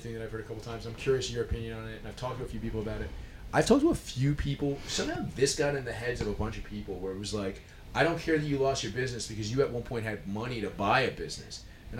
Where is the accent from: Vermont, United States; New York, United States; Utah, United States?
New York, United States; New York City; So I'm born and raised in New York City